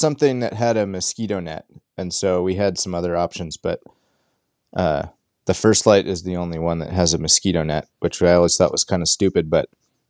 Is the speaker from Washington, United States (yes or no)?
yes; Port Angeles, Washington, United States; moved away as an adult; now in Bozeman, United States; I grew up in Port Angeles, Washington. I live in Bozeman, Montana these days, sort of part-time or quarter-time, you might say.